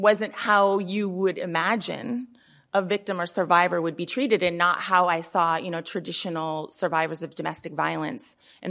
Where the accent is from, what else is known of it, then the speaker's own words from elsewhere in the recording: Oakland, California, United States; I mean, I'm from Oakland, and the law enforcement budget is like more than half of the city's budget, right?